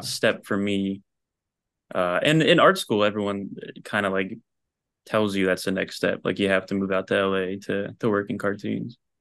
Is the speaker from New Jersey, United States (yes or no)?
yes; New Jersey, United States; moved away as an adult; also born or lived in Philadelphia; now in Los Angeles, United States; I grew up in Jersey